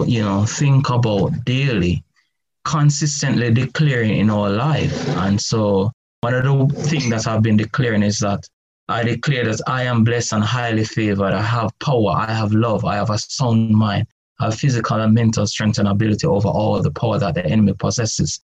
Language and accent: English; Jamaica; I remember growing up in the Garrison political stronghold era in Jamaica that was prone to crime and violence.